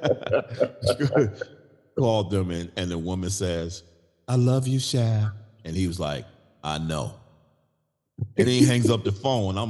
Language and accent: English; New York City, New York, United States; as a young boy growing up in Brooklyn, New York